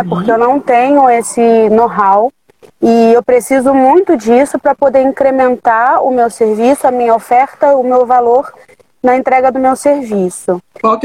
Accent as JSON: {"language": "Portuguese", "town": "São João de Meriti", "region": "Rio de Janeiro", "country": "Brazil", "tie": "born or raised there", "said": "o lugar onde eu nasci, onde eu me criei e me desenvolvi. Eu tive as oportunidades iniciais, então eu abri o laboratório aqui na Baixada."}